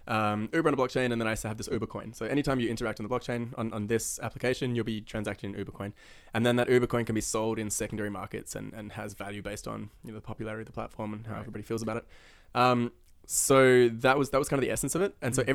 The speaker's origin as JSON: {"language": "English", "country": "New Zealand", "tie": "born there", "said": "I mean, I was born in New Zealand, so you just kind of like forced into it."}